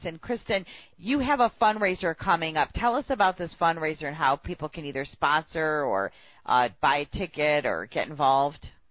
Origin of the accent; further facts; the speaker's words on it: United States; being born and raised in America